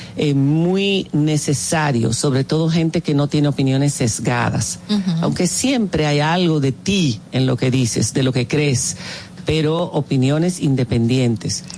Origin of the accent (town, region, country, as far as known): Dominican Republic; moved away as an adult; also born or lived in Spain